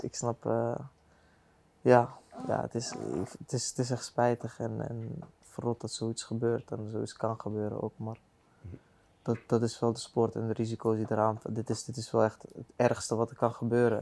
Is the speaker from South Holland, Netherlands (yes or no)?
yes; The Hague, South Holland, Netherlands; Ik kom van de Hofstad